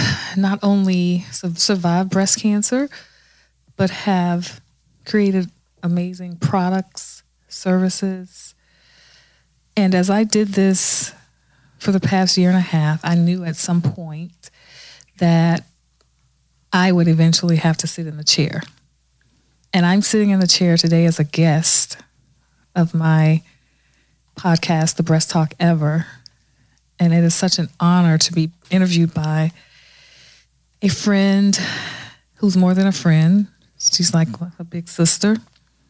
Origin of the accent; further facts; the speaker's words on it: Orlando, Florida, United States; moved away as an adult; also born or lived in Newark, New Jersey; now in Miami, United States; I grew up, I was born in Newark, New Jersey. I left New Jersey when I was a little toddler. My mother, my sister, and I, we moved to Orlando.